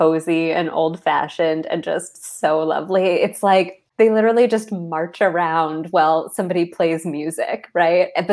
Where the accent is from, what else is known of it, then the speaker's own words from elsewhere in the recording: Washington, District of Columbia, United States; I'm a city kid. I grew up in Washington, D.C.